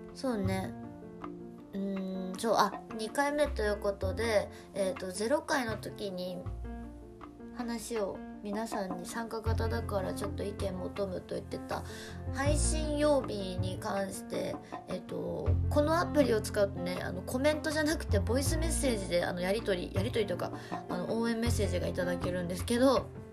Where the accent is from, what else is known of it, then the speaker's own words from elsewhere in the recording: Kushiro, Hokkaido, Japan; moved away as an adult; now in Tokyo, Japan; 北海道の釧路市というところで育生まれ育ったんですけど